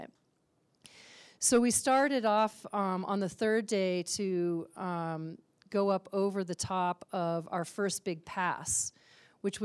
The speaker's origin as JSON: {"language": "English", "town": "Aspen", "region": "Colorado", "country": "United States", "tie": "born or raised there", "said": "I grew up here in Aspen"}